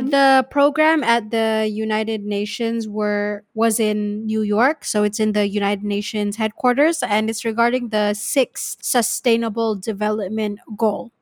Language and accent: English; Malaysia; when I came back from Lehigh, going back to Malaysia